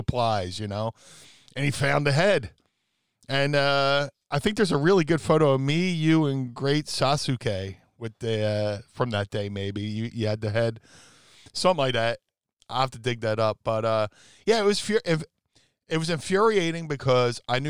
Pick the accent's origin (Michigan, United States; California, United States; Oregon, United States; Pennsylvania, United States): Pennsylvania, United States; Philadelphia; we're in my hometown of Philly